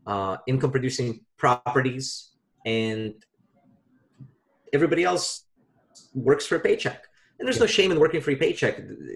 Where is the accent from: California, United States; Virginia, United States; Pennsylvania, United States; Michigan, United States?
Virginia, United States; now in New York, United States; I invested with a buddy of mine back home in my home state of Virginia.